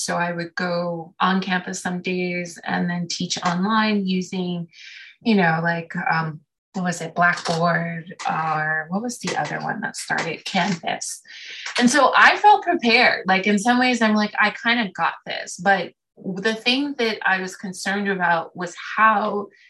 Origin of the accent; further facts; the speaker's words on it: New York City, New York, United States; also born or lived in Oakland, California; now in Maine, United States; I'm now residing in Maine, even though I was born and raised in Brooklyn